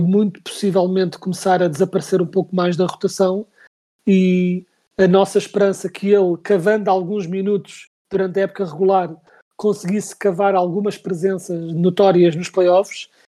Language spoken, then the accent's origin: Portuguese; Portugal; nós como portugueses